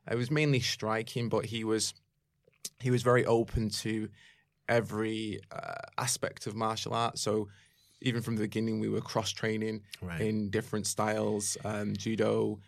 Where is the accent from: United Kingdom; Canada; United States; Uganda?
United Kingdom; Manchester, North West England; Yeah, I'm from the UK. I'm from Manchester.